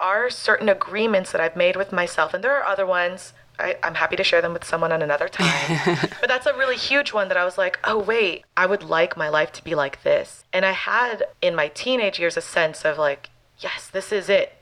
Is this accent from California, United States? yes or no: no; Miami, Florida, United States; I'm out of Miami, Florida. This is my hometown